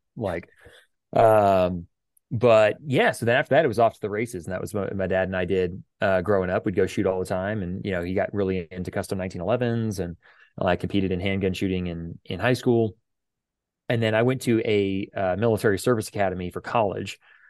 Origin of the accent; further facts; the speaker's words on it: Houston, Texas, United States; we grew up in Houston, Texas, where, you know, people have guns.